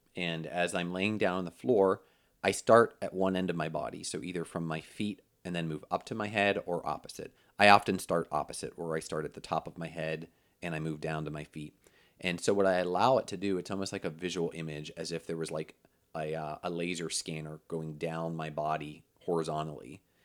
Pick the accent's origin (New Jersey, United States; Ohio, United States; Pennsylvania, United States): Pennsylvania, United States; moved away as an adult; also born or lived in Orlando, Florida; I moved from Pennsylvania, where I grew up, and went to college